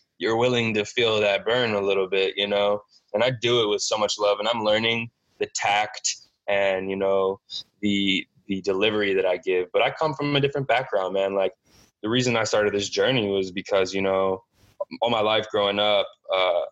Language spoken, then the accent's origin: English; St. Louis, Missouri, United States; I was born and raised in St. Louis